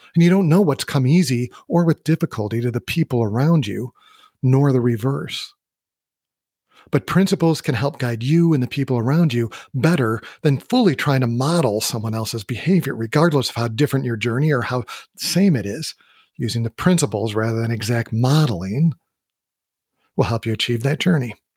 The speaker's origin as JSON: {"language": "English", "region": "Midwest", "country": "United States", "tie": "born or raised there", "also_born_or_lived": "Colorado", "moved": "yes", "said": "I grew up in the Midwest and I did a lot of hiking in Wisconsin."}